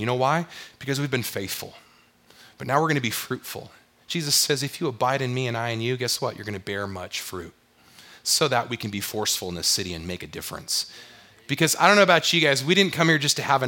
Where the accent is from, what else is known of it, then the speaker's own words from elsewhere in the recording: San Diego, California, United States; moved away as an adult; also born or lived in Wyoming / Texas; now in Utah, United States; I grew up in La Jolla, California, in San Diego